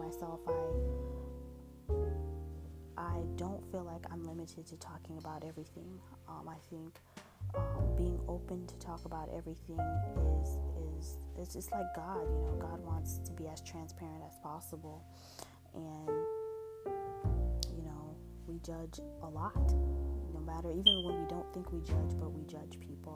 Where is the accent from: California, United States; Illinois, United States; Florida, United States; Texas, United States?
Florida, United States; also born or lived in New Jersey; I was born in New Jersey. I ended up moving here moving to Florida when I was 9 years old. And then from there, I've just been pretty much a Floridian.